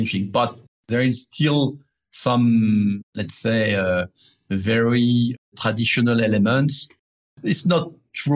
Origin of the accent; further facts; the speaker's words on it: Paris, Île-de-France, France; I'm a bourgeois from Paris, from the 16th district where I'm born. I've been educated and I had my three kids there.